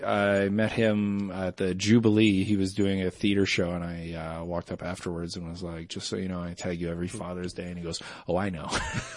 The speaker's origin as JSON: {"language": "English", "country": "Canada", "said": "I'm a Canadian."}